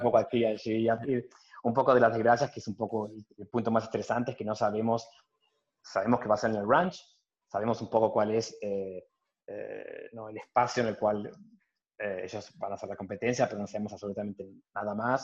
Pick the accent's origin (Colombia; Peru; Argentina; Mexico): Argentina; Lomas de Zamora, Buenos Aires Province; moved away as an adult; now in Belgium; en Lomas de Zamora, soy muy argentino.